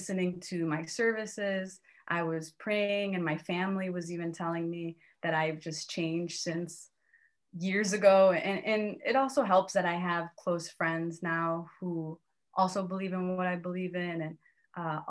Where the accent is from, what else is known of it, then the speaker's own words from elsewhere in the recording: Cleveland, Ohio, United States; moved away as an adult; also born or lived in New York / Miami; now in Cleveland, United States; I'm from Cleveland, Ohio. I went to Ohio State.